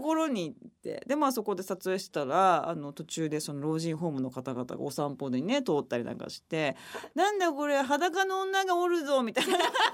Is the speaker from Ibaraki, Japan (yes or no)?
no; Okayama, Japan; moved away; 私の地元岡山